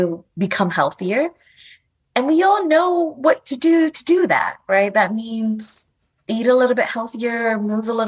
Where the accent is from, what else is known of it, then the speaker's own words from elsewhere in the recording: New York City, New York, United States; also born or lived in Dominican Republic; I was born in the Dominican Republic. My family immigrated to the Bronx